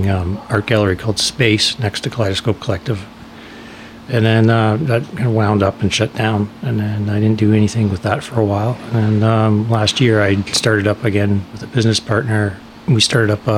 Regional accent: Winnipeg, Manitoba, Canada; moved away as an adult; now in Powell River, Canada; I was born in Winnipeg and lived on the northern edge of the city and then outside of the city for most of my upbringing until after high school

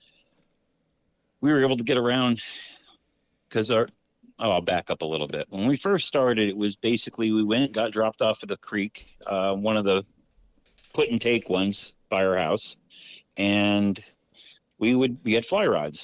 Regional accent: Central Pennsylvania, United States; I'm from Central PA, from an old coal town

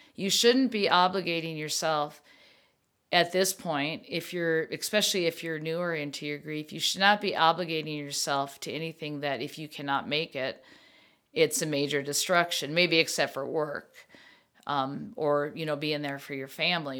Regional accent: Minnesota, United States; I come from Minnesota family, and thank yous are so big that we always write thank yous

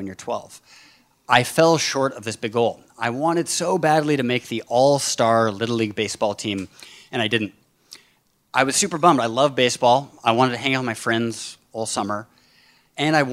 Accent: Bainbridge Island, Washington, United States; my hometown, Bainbridge Island, off the coast of Seattle

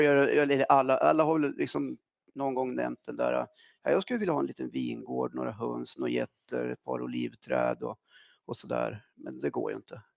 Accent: Östersund, Jämtland, Sweden; also born or lived in Norrbotten; jag var ja. sju år när jag kom till Östersund

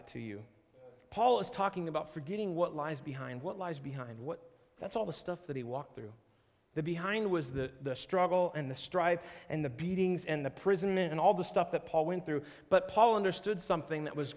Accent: Seattle, Washington, United States; moved away; also born or lived in Arizona; I grew up in Seattle and then I spent a little bit of time in Arizona

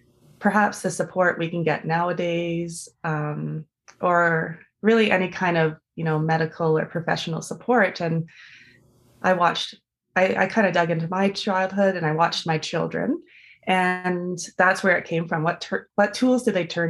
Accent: Vancouver, British Columbia, Canada; I grew up in Vancouver.

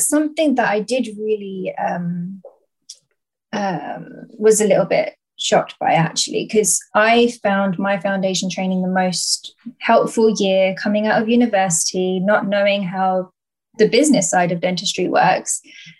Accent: Essex, East of England, United Kingdom; It was in my hometown of Essex

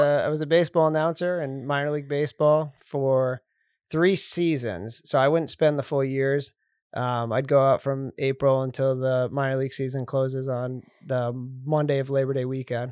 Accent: West Kingston, Rhode Island, United States; I grew up in Rhode Island

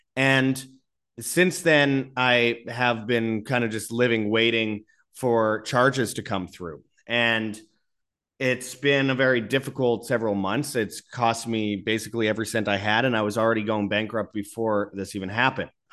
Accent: Canada; now in Mexico; I live in Mexico. I'm a Canadian

